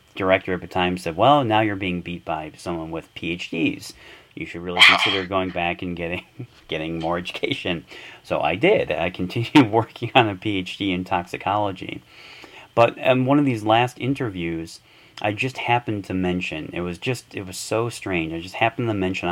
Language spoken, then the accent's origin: English; Detroit, Michigan, United States; moved away as an adult; also born or lived in Minnesota; I grew up in Michigan, in Detroit.